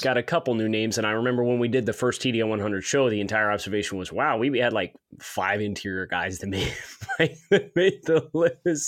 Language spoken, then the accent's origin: English; West Lawn, Pennsylvania, United States; I was from, uh, West Lawn, played at Wilson